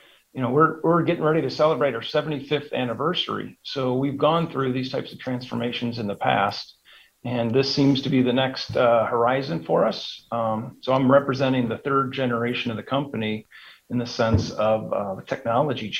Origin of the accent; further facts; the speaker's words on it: Cleveland, Ohio, United States; moved away as an adult; also born or lived in Chicago; now in Dallas-Fort Worth, United States; I'm a Cleveland, Ohio guy. I'm a native from Cleveland, just recently moved here